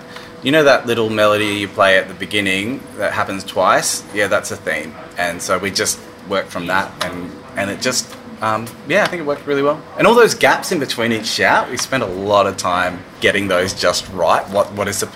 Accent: Brisbane, Queensland, Australia; I grew up in Brisbane, and I went to uni here

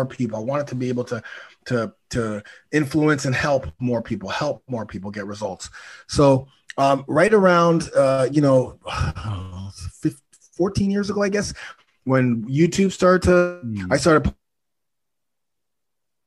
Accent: Toronto, Ontario, Canada; I'm from Toronto, 52 years old

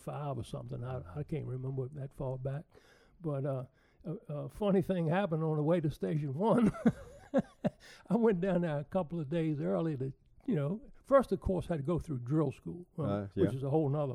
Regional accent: Lakeside, Virginia, United States; So I was from Lakeside

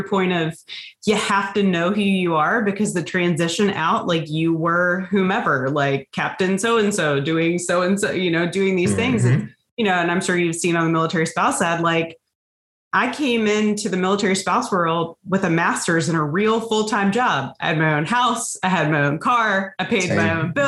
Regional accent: Hampton Roads, Virginia, United States; moved away as an adult; also born or lived in San Diego / Manhattan; We are back in my hometown. I grew up in the Hampton Roads area of Virginia

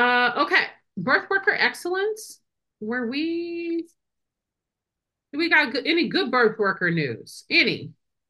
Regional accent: Wisconsin, United States; I'm a lawyer from Wisconsin.

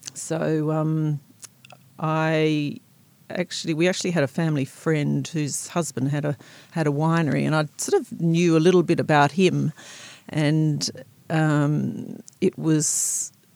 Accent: South Australia, Australia; moved away as an adult; also born or lived in Seattle, United States; now in Blenheim, New Zealand; I grew up in South Australia um, on a farm, quite close to Coonawarra wine growing region.

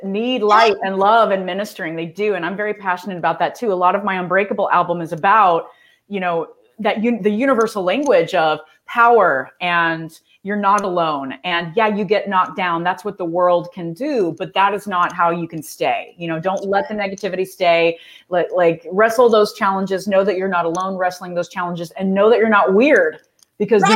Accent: Texas, United States; I'm from Texas

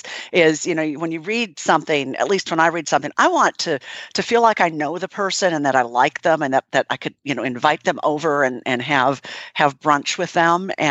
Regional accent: Minnesota, United States; now in Nashville, United States; I'm from Minnesota originally, and I've been in Nashville, Tennessee now for over 30 years.

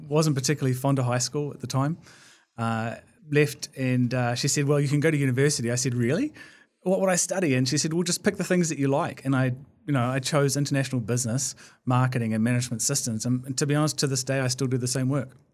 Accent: Blenheim, Marlborough, New Zealand; I was born in Blenheim in the South Island

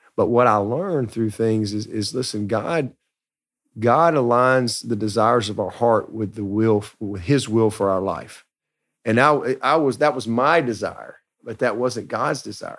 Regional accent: Alabama, United States; I grew up in Alabama, baby of three boys

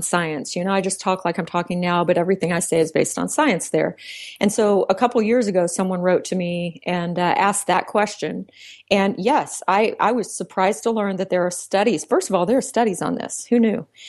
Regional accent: Central Texas, United States; I was raised in Central Texas

